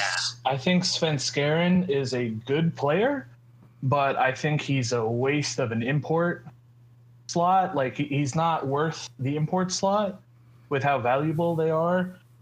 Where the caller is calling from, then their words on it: Georgia, United States; I'm calling from Georgia.